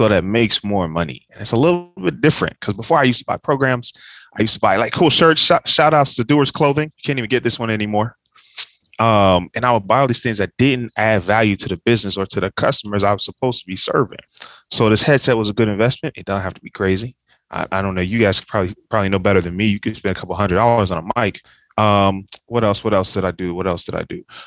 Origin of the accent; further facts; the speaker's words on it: Dayton, Ohio, United States; moved away as an adult; also born or lived in Cincinnati, Ohio / Kentucky / Nashville, Tennessee / Atlanta, Georgia; So I grew up in Dayton, Ohio